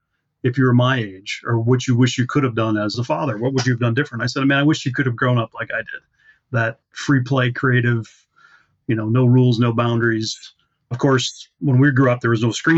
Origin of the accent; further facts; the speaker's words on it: Wisconsin, United States; now in Tucson, United States; I'm from originally from Wisconsin, a small farming community about 20 miles from Minneapolis over on the border